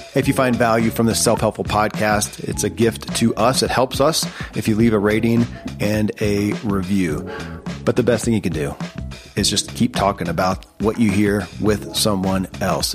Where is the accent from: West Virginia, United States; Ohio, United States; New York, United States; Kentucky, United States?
Kentucky, United States; born or raised there